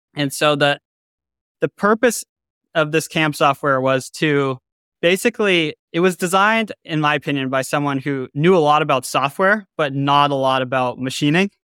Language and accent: English; Boston, Massachusetts, United States; I grew up in Boston, Massachusetts on the North Shore in a suburb